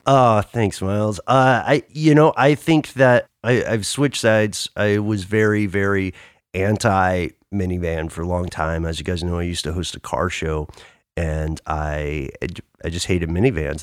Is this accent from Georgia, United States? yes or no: yes; Atlanta, Georgia, United States; I am based in Atlanta. I'm from Atlanta.